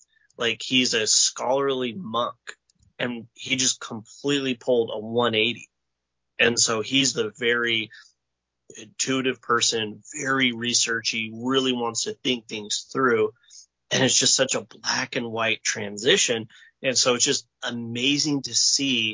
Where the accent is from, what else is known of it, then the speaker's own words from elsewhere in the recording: Northeast Nevada, United States; now in Tucson, United States; I grew up in Northeast Nevada, where they have both types of music, country and Western